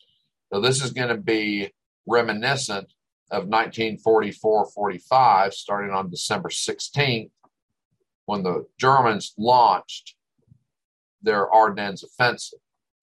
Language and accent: English; Northern United States, United States; I mean, look at our Civil War. We didn't have, as a Northerner, we didn't have a successful campaign and battle until Gettysburg.